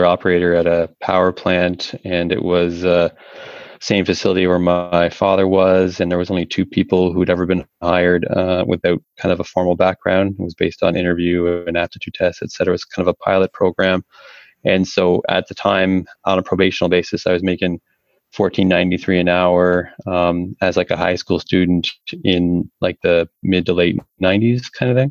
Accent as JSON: {"language": "English", "town": "Toronto", "region": "Ontario", "country": "Canada", "moved": "as an adult", "lives_now": "Alberta, Canada", "said": "I'm originally from the Toronto area. Had something of a blue-collar upbringing"}